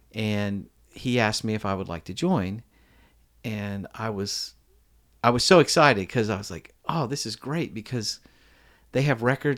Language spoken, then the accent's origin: English; Alexandria, Virginia, United States; now in Nashville, United States; I was born in Alexandria, Virginia